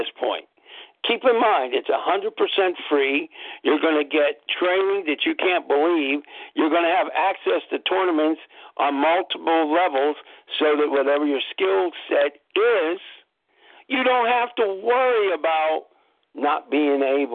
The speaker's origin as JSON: {"language": "English", "town": "Pittsburgh", "region": "Pennsylvania", "country": "United States", "said": "I'm from Pittsburgh, PA"}